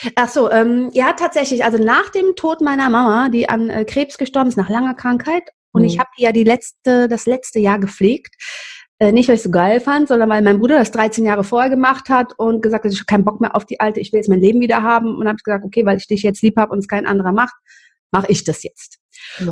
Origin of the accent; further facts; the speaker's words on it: Cologne, North Rhine-Westphalia, Germany; aufgewachsen in Köln-Kalk in einem Milieu, also ich bin nicht in Köln-Kalk, in Humboldt-Gremmesch, das ist bei Kalk